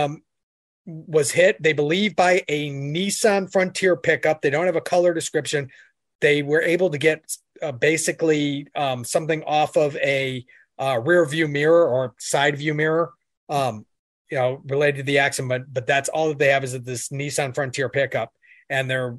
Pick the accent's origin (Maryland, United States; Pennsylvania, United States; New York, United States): New York, United States; Syracuse; moved away as an adult; now in Richmond, United States; I grew up in Syracuse. I was born in Syracuse